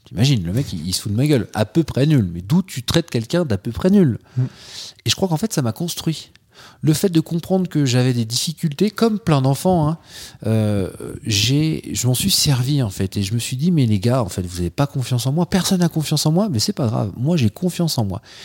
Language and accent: French; Troyes, Grand Est, France; je suis originaire de Troyes, dans l'Aube, là où il n'y a rien. Enfin, quand je dis rien, il n'y a pas la mer, il n'y a pas la montagne. Euh, en revanche, il y a des andouillettes et il y a des magasins d'usines. Donc, euh, j'ai passé mon, bah, toute mon enfance là-bas